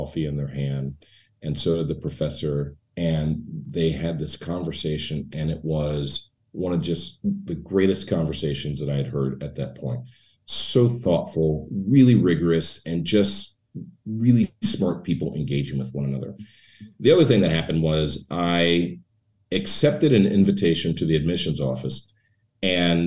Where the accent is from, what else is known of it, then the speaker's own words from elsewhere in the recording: Kansas City, United States; moved away as an adult; now in Los Angeles, United States; I'm from the Midwest. I grew up in Kansas City